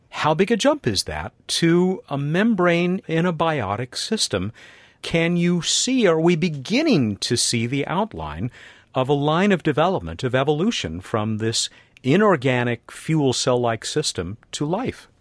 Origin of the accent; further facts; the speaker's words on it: Los Alamitos, California, United States; a neighboring town to my hometown, Los Alamitos, California